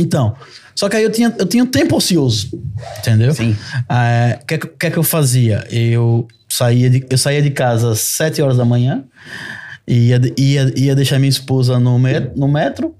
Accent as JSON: {"language": "Portuguese", "country": "Brazil", "moved": "as an adult", "lives_now": "Portugal", "said": "eu saí do Brasil no meu melhor momento profissional"}